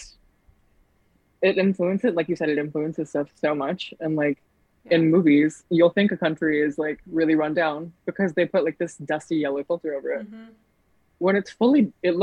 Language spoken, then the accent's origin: English; Houston, Texas, United States; moved away as an adult; now in Chicago, United States; I'm not from here. I grew up in Houston. And then I moved here, like, a year and a little bit ago.